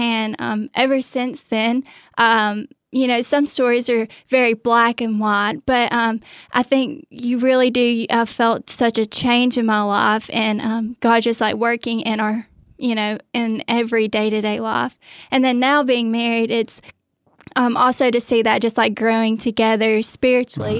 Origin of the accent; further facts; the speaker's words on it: Athens, Alabama, United States; I grew up in, um, Athens, Alabama